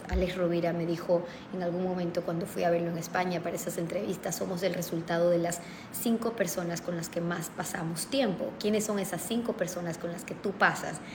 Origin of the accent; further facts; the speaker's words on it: Ecuador; como ecuatoriana